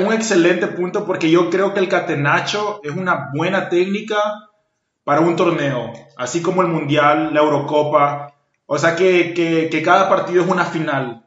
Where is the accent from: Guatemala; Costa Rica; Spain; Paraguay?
Paraguay; soy paraguayo